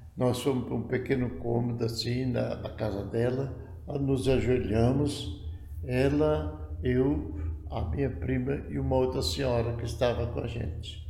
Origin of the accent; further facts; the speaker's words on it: Goiânia, Goiás, Brazil; moved away; also born or lived in Belém; lá em Goiânia era minha terra, né? Eu fui batizado lá